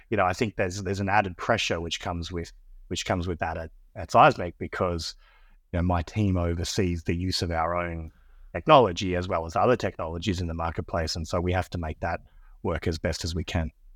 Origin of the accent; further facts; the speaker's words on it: Australia; accent: Australian; moved away as an adult; now in Austin, United States; I'm Australian, as you can probably tell by my, by my accent, but I'm based here in, based here in Austin, Texas. I've been in the United States for about nine years.